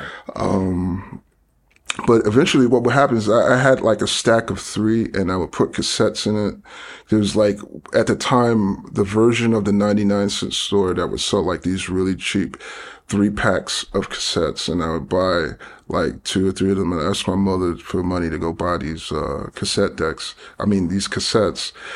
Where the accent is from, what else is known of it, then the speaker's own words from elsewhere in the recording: New York City, New York, United States; I grew up in Flatbush, Brooklyn, uh, in the seventies.